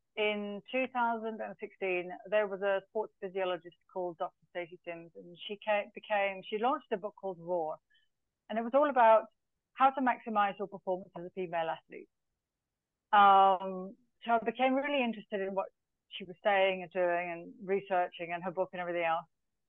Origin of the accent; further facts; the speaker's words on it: Zambia; now in Dubai, United Arab Emirates; So my background, first of all, I was born in Zambia of British parents. So I was raised in Africa with a very, I won't say strange upbringing, but a very different upbringing.